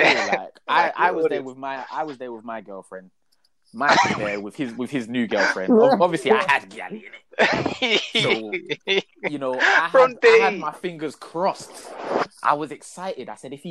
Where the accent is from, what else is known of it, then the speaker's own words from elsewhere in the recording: London, United Kingdom; I was born in London